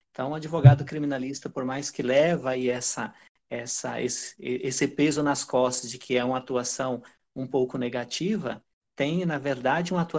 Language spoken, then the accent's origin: Portuguese; Pará, Brazil; accent: southern R; é, eu sou do Pará, mas eu não tenho a cultura paraense. Eu acabei sendo criado apenas por sulistas e essa, esse R puxado ele vem sim do sul.